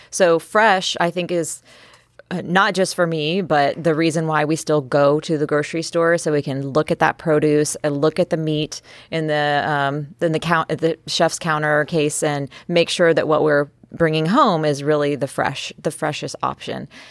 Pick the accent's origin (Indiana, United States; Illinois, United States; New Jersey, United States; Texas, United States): Texas, United States; moved away; also born or lived in California / New York; I was born and raised in Texas